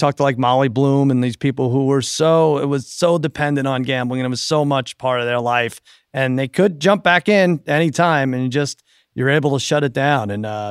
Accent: Baltimore, Maryland, United States; Well, I told you I was from Baltimore, right?

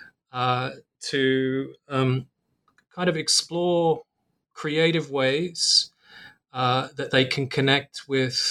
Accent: Australia; now in Singapore; my home country of Australia

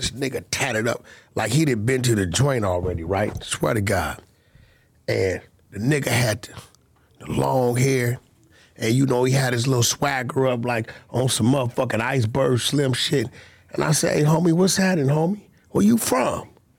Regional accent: Pacoima, California, United States; And I'm from Pacoima.

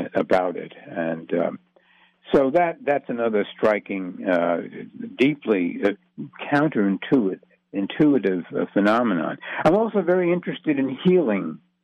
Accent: New York City, New York, United States; also born or lived in Manhattan, New York City; Astoria was my hometown. I was born in Astoria

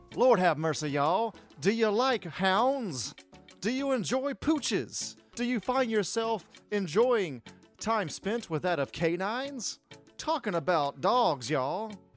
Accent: United States; moved away; also born or lived in Alabama / Georgia; I'm from Alabama and Georgia, and I hadn't moved to a big city yet

